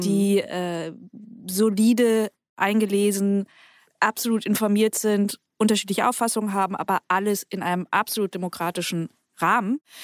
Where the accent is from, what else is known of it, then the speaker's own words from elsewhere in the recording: Bremen, Germany; now in Berlin, Germany; Ich bin selbst in Bremen aufgewachsen und zur Schule gegangen